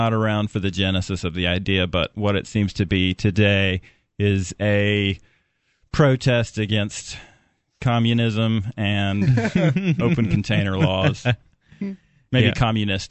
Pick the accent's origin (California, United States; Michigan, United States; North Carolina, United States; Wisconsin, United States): North Carolina, United States; Asheville; now in Keene, United States; I am from Asheville, North Carolina, and I came up here with a dream.